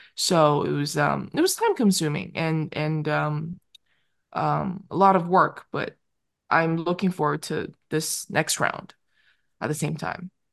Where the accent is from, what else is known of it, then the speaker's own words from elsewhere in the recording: Vancouver, British Columbia, Canada; I grew up in Vancouver.